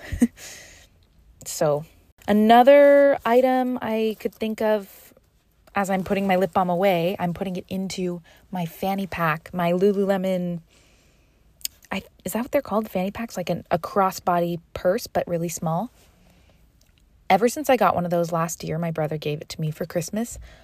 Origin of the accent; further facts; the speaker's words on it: Canada; moved away as an adult; now in Seville, Spain; I am originally from Canada, and this year I decided to move to Spain, Sevilla, for dance